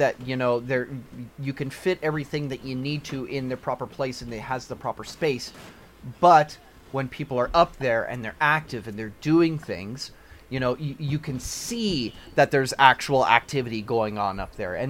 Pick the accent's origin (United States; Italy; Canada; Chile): Canada; I'm Canadian